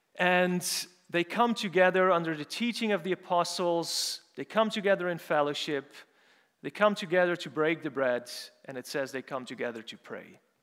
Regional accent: Urk, Flevoland, Netherlands; moved away; also born or lived in St Andrews; I'm, so I'm from the Netherlands, for those of you who don't know, and I'm more specifically from a small town called, called Urk

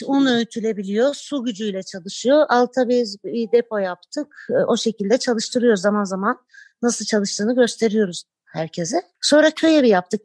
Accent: Istanbul, Turkey; Ben bu köyün kızı değilim. İstanbul'da doğdum büyüdüm.

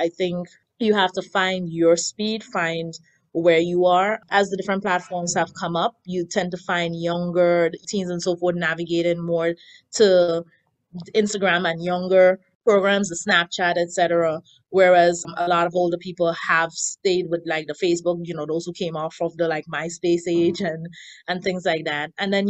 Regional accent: Grenada; now in United States; I've been in Queens for the past 15 years, I work in Manhattan. Prior to that, I had lived in Brooklyn. I emigrated from Grenada.

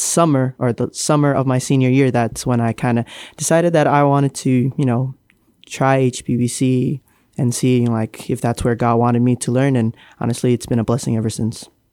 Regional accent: Marshall Islands; now in Guam; I'm from the Marshall Islands.

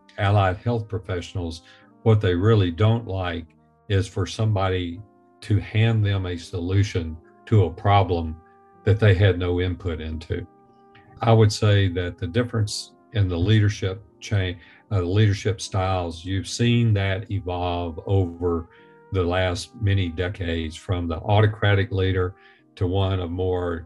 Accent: the South, United States; I was born and raised in the South.

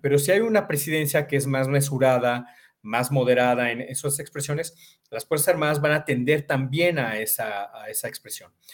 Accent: Mexico; somos vecinos de Estados Unidos

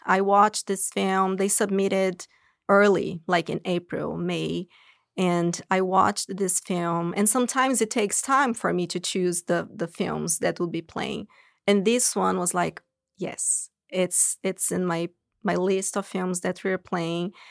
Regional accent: São Paulo, Brazil; moved away as an adult; now in United States; I'm originally from Brazil, São Paulo, and I moved here to go to grad school

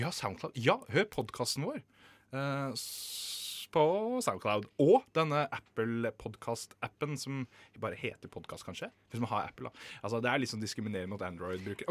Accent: Moss, Østfold, Norway; jeg er jo fra Moss

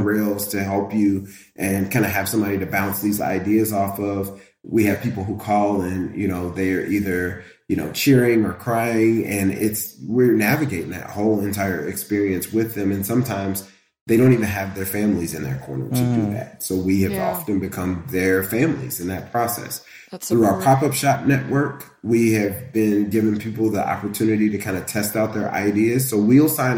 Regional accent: Indianapolis, Indiana, United States; now in Cincinnati, United States; that's my hometown

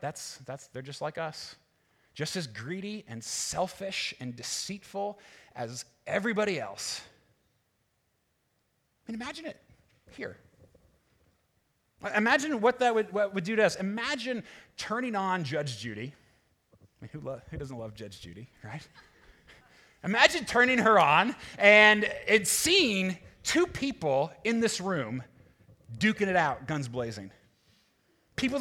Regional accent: United States; being American

